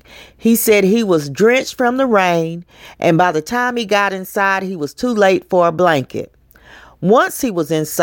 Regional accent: Knoxville, Tennessee, United States; In Knoxville, my hometown

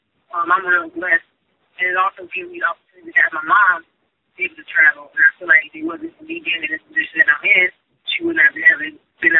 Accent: Mississippi, United States; growing up in Mississippi

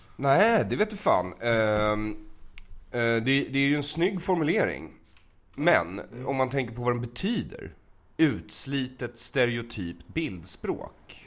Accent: Bergshamra, Stockholm County, Sweden; jag växte upp i Bergshamra

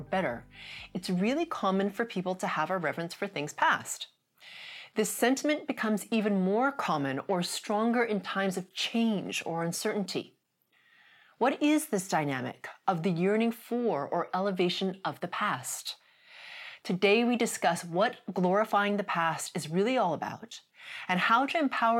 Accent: Canada; I'm Canadian

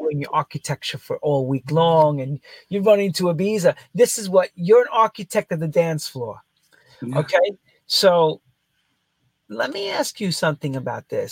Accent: United States; I come from America

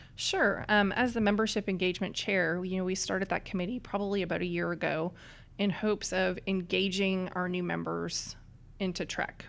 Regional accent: east coast of Canada, Atlantic Canada, Canada; now in Dallas, United States; I come from a little town on the east coast of Canada

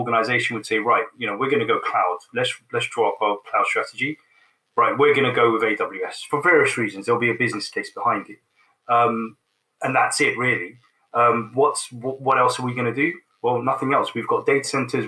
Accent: London, United Kingdom; it's my hometown and I grew up in London. You know, I'm a Londoner.

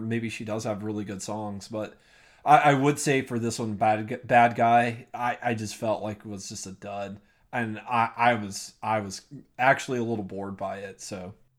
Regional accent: United States; as an American

